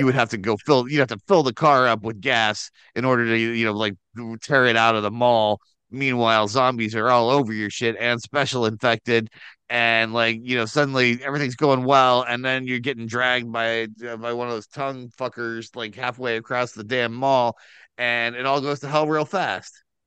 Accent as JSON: {"language": "English", "region": "Midwest", "country": "United States"}